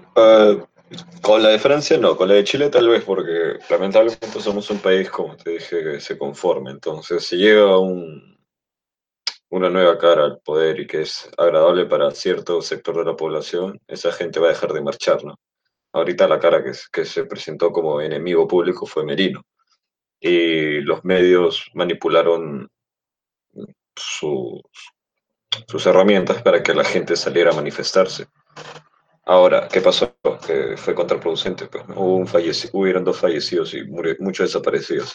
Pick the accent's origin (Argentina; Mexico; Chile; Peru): Peru; aquí en mi país, bueno, en nuestro país